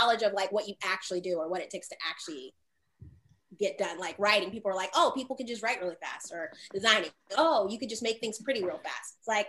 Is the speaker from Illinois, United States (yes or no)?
no; Los Angeles, California, United States; now in Tulsa, United States; I am from Los Angeles originally.